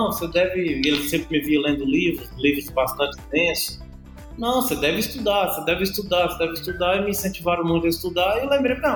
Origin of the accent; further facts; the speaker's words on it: Paraíba, Brazil; now in São Paulo, Brazil; eu sou da Paraíba, cheguei em São Paulo com minha família